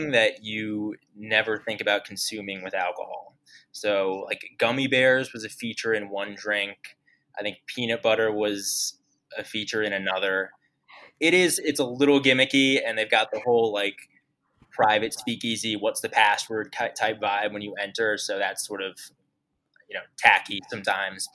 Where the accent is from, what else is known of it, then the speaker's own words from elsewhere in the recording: New York City, New York, United States; also born or lived in North Carolina / Minneapolis; I'm from New York City